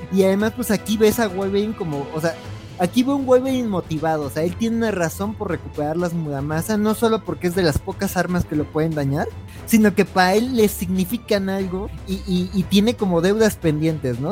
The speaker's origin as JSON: {"language": "Spanish", "region": "Mexico City", "country": "Mexico", "said": "Soy de Xochimilco"}